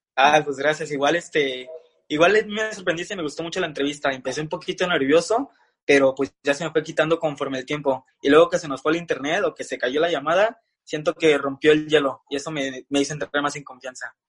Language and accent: Spanish; Mexico City, Mexico; Soy de Ciudad de México.